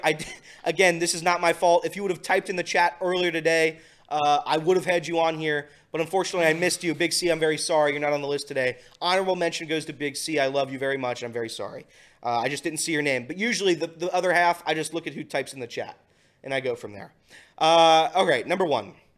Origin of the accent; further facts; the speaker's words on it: Hamilton, Ohio, United States; Hamilton is my hometown. I grew up here